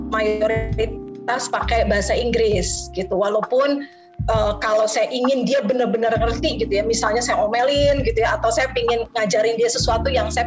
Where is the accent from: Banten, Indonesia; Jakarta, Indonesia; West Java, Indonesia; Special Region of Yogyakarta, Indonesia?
Jakarta, Indonesia; accent: Betawi; Eh, menikah dan saya lahir dan dibesarkan di Jakarta. Jadi kalau saya lagi berbicara bahasa Indonesia, uh, aksen saya